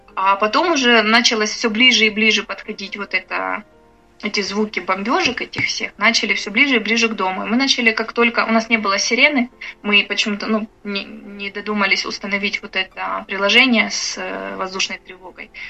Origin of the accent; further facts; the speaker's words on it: Bucha, Kyiv Oblast, Ukraine; moved away as an adult; я из Бучи